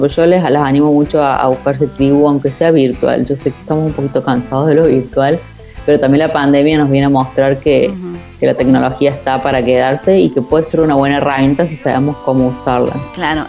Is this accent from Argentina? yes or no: yes; Córdoba, Argentina; moved away; de Córdoba, de mi ciudad de origen